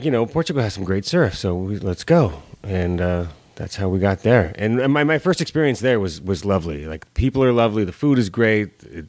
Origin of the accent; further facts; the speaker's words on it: Los Angeles, California, United States; moved away as an adult; also born or lived in San Francisco / Buenos Aires / New York; Born and raised in L.A.